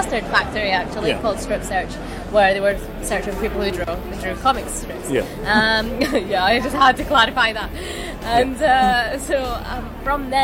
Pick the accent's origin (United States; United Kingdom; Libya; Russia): Libya; moved away; I'm Libyan, I come from the Middle East